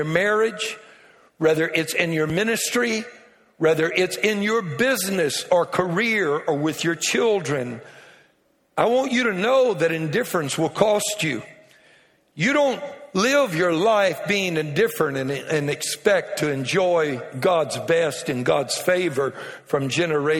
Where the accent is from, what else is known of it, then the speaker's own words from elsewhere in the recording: Louisiana, United States; I'm a Cajun from Louisiana